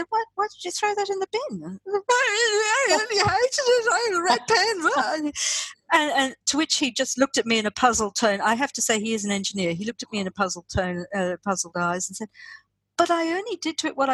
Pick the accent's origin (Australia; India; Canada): Australia; also born or lived in East Africa; me growing up in Australia